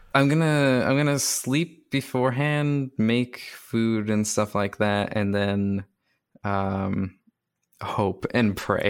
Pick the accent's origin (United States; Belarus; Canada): Canada; I'm also Canadian